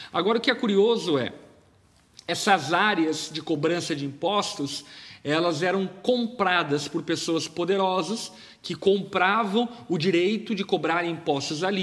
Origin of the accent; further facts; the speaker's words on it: Brazil; nós, por exemplo, como brasileiros